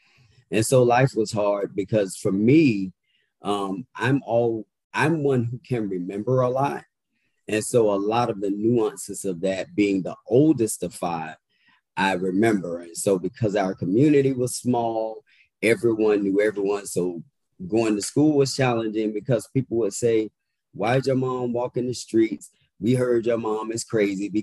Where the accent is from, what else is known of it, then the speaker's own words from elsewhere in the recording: Indiantown, Florida, United States; also born or lived in Pahokee, Florida; now in Washington, D.C., United States; So I was born in that area, but I'm actually from Martin County, which is called Indian Town. Very little, small, rural town where everyone knows everyone. And matter of fact, we only had one red light growing up.